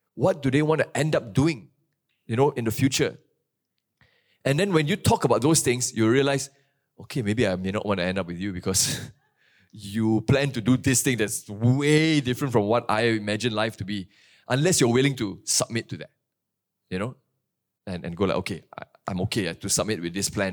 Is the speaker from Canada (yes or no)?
no; Kuantan, Pahang, Malaysia; moved away; my hometown in Kuantan